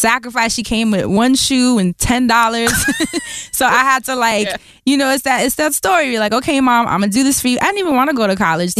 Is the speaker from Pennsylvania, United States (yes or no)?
no; New York City, New York, United States; I grew up in Harlem in the hood.